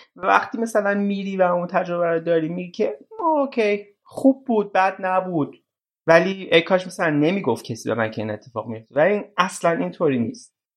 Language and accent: Persian; Iran; ما ایرانی هستیم